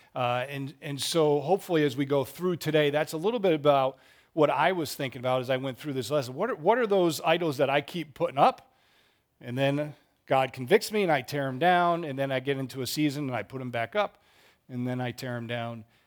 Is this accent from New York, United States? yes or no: no; Massachusetts, United States; now in Charlotte, United States; I grew up in Massachusetts, Red Sox fan